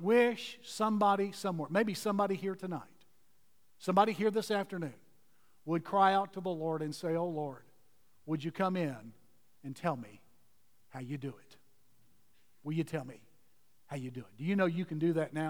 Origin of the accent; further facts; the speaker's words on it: Houston, Texas, United States; I grew up in Houston, Texas